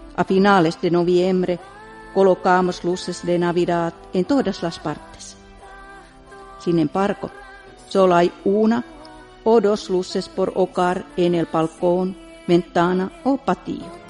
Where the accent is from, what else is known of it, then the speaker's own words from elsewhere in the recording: Finland; mi país